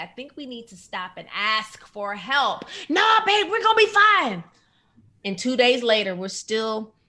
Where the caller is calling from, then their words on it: Atlanta, Georgia, United States; I'm calling in from Atlanta, Georgia.